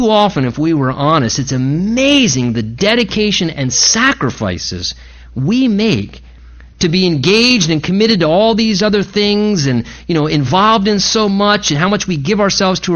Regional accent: United States; American Christians

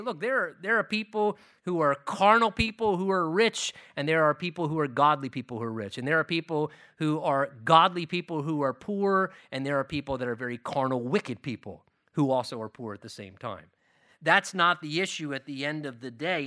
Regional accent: United States; as American Christians

